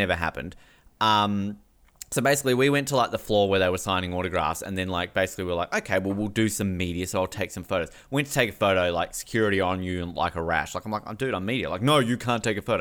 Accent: Australia

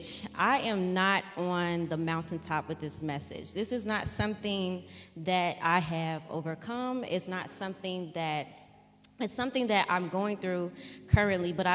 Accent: Streamwood, Illinois, United States; also born or lived in Country Club Hills, Illinois; I grew up in Streamwood, Illinois

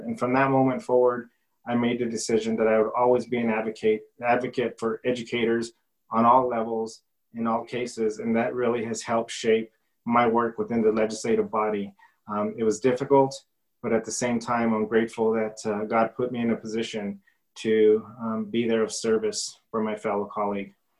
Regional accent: Silver City, New Mexico, United States; Silver City, being born and raised and educated here in Grant County

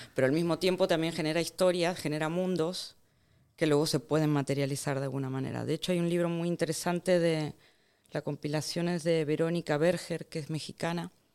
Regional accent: Argentina; moved away; also born or lived in Barcelona; yo soy de Argentina, de hecho, tengo igual de hecho, he crecido, Argentina

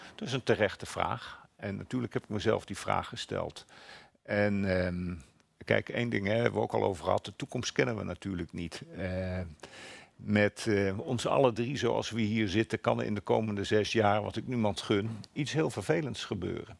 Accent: eastern Flevoland, Netherlands; Ik groeide op in de Oost, oostelijk Flevoland

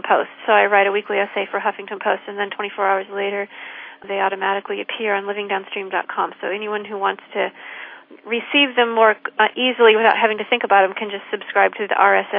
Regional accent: Peoria, Illinois, United States; she and I grew up in the same town.

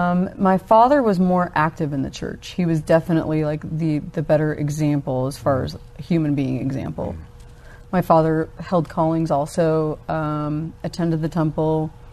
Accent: Alabama, United States; also born or lived in Georgia / Kansas / Germany; I was born in Alabama, and I spent most of my upbringing in the South, but we lived all over. Mm-hmm. Kansas, West Point Military Academy. I ended up graduating high school over in Germany. Mm-hmm. So kind of those three places, mostly Georgia, Alabama.

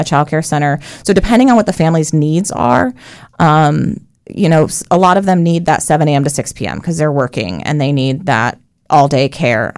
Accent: Colorado, United States; moved away as an adult; also born or lived in New York; now in Central Florida, United States; I was born in New York. I was raised in Colorado from the age of three

